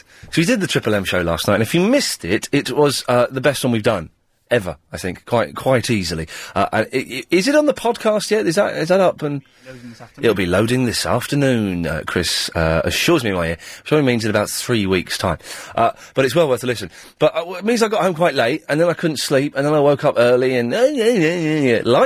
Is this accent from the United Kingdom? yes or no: yes; Slough, South East England, United Kingdom; how's my hometown?